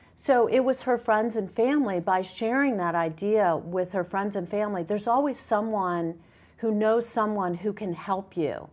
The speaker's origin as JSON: {"language": "English", "region": "the South", "country": "United States", "tie": "born or raised there", "said": "I grew up in the South"}